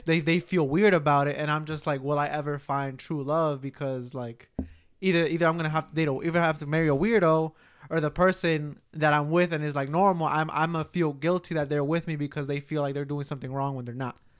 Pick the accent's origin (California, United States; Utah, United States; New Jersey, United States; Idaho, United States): New Jersey, United States; Newark; we grew up in Newark.